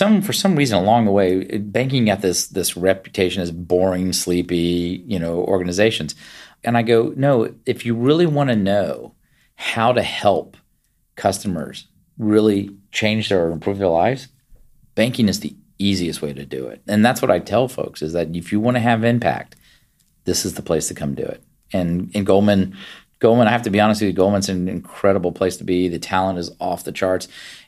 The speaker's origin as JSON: {"language": "English", "region": "Virginia", "country": "United States", "tie": "born or raised there", "said": "So even though I grew up in Virginia, I was the first one of my family born outside of West Virginia in Virginia and spent all my time as a child back up visiting family."}